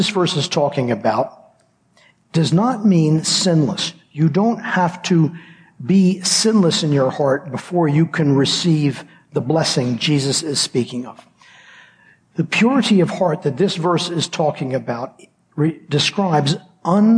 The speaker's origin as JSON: {"language": "English", "country": "United States", "tie": "born or raised there", "moved": "yes", "said": "I grew up in the States"}